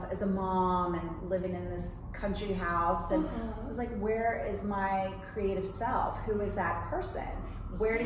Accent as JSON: {"language": "English", "region": "the South", "country": "United States", "tie": "born or raised there", "moved": "yes", "lives_now": "New York, United States", "said": "I was raised in the South and I was raised as a dancer."}